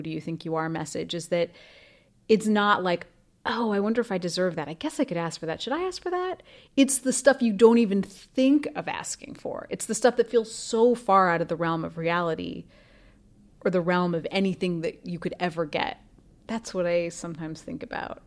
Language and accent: English; Idaho, United States; born or raised there